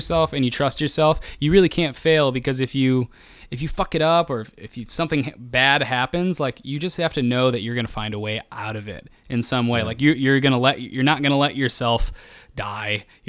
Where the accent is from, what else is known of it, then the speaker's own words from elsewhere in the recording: Midwest, United States; It's cause I'm from the Midwest and I'm afraid of, like my backbone is made of like being meek and fearful.